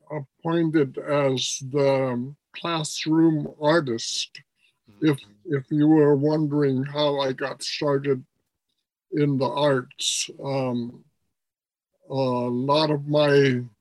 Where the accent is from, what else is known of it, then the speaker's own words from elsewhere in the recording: Nome, Alaska, United States; also born or lived in Wales, Alaska / San Francisco; from 10 years old on, I grew up in um, Nome, Alaska.